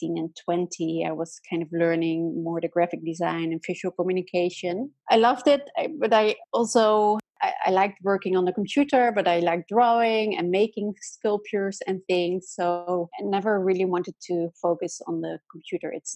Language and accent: English; Amsterdam, North Holland, Netherlands; I'm from the Netherlands and I lived most of my life in Amsterdam